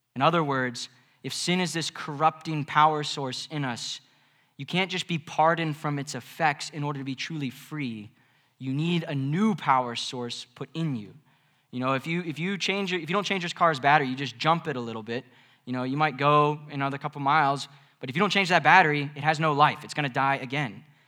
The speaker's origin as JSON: {"language": "English", "region": "Mid-Atlantic", "country": "United States", "said": "I'm from the Mid-Atlantic."}